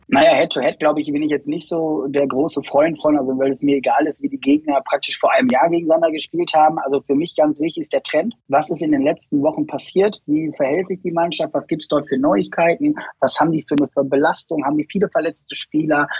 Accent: Lippstadt, North Rhine-Westphalia, Germany; ich komme aus äh, Lippstadt

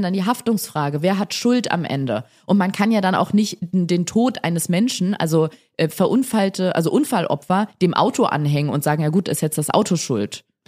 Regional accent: Germany; bei uns in Deutschland

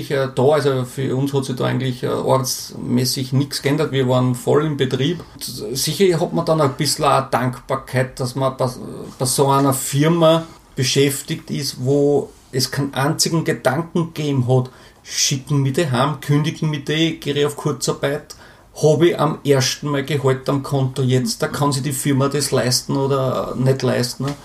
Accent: Burgenland, Austria; ich komme normal, aus dem Burgenland und bin normalerweise schon äh, alle zwei Wochen unten bei meinen Eltern

